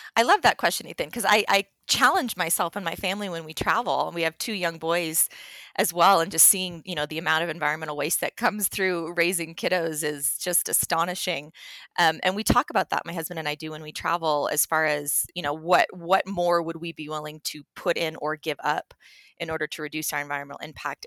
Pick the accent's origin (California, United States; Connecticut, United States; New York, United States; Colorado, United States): Colorado, United States; Telluride; moved away as an adult; also born or lived in Hawaii; now in Denver, United States; I am a Colorado native. I was born and raised in Telluride